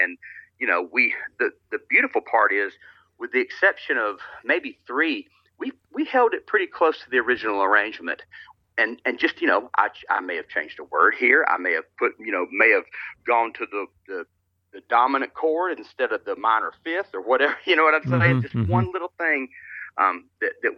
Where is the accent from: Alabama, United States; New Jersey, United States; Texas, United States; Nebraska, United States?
Alabama, United States; also born or lived in Los Angeles, California; I born and raised in Alabama